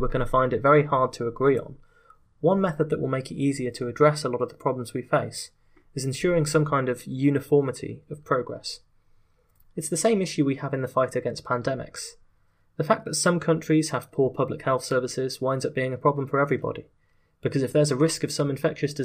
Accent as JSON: {"language": "English", "country": "United Kingdom", "said": "in my home country of Britain"}